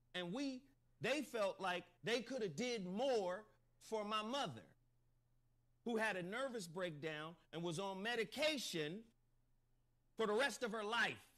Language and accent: English; Chattanooga, Tennessee, United States; I was born in Chattanooga, Tennessee